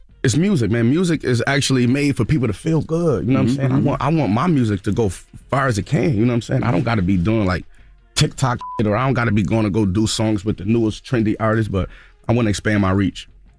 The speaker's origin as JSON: {"language": "English", "town": "Buffalo", "region": "New York", "country": "United States", "accent": "Buffalo", "said": "Even though me, I'm from Buffalo. I talk with a Buffalo accent, not a New York City accent."}